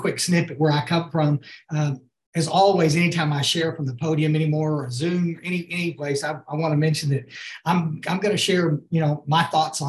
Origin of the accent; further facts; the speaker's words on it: Hill Country, Texas, United States; also born or lived in Houston; I grew up here in the Hill Country